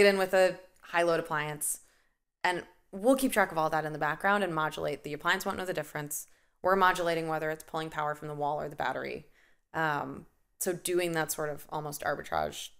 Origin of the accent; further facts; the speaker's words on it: Nebraska, United States; also born or lived in Boston; now in Chicago, United States; I'm a Midwestern uh, Midwesterner at heart and birth, so I grew up in Nebraska and then moved out to Boston